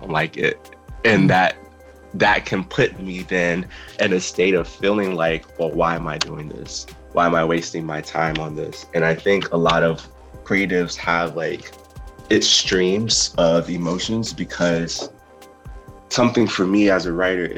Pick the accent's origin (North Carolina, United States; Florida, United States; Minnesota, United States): Florida, United States; Fort Lauderdale; moved away as an adult; now in Orlando, United States; I'm originally from Fort Lauderdale, Florida, which is about 3 hours south from here